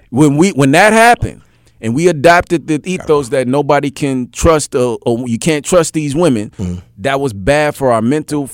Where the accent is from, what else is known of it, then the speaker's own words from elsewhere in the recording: Indianola, Mississippi, United States; born there; At the end of the day, when I was born in Indianola, Mississippi.